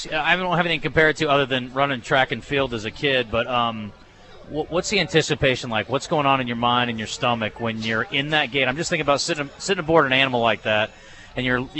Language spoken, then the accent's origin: English; Des Moines, Iowa, United States; moved away; lived in Ankeny just outside of Des Moines, but that's my hometown